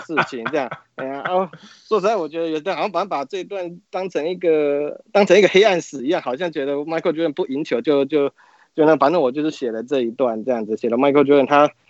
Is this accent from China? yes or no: no; Taiwan; 就是我们小时候在台湾的人都会看他的励志书啊